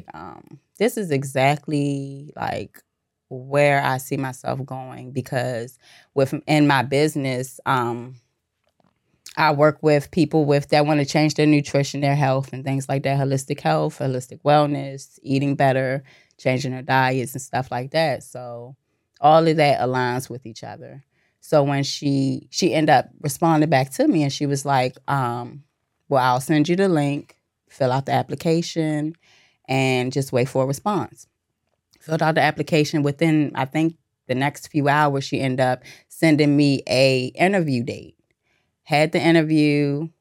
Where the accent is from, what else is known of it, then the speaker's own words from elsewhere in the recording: D.C. and Maryland, DMV, United States; also born or lived in Virginia; I was born in Virginia, raised in D.C. and Maryland.